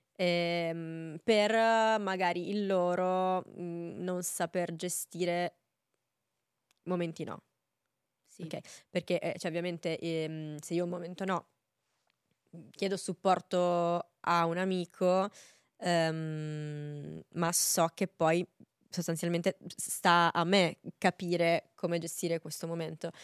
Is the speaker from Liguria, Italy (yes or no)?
no; province of Cagliari, Sardinia, Italy; io sono sarda